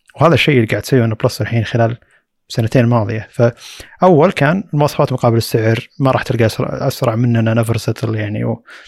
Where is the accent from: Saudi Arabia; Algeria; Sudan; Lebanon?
Saudi Arabia; عندنا في السعوديه